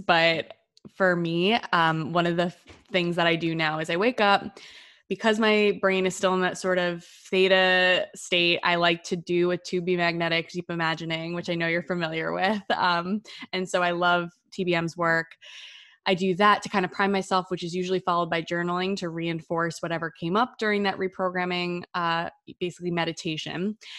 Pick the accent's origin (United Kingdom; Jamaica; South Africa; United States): United States; New Jersey; I grew up in the Northeast, so in New Jersey, in a very loud Italian-American family and in like the suburbs.